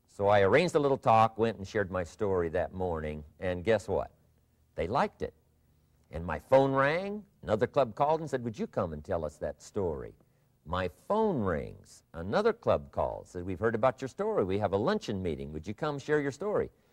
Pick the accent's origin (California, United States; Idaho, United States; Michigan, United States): Idaho, United States; southwestern; moved away; I grew up in Idaho, farm country. Uh, my father still lives on the old homestead where I grew up, southwestern Idaho.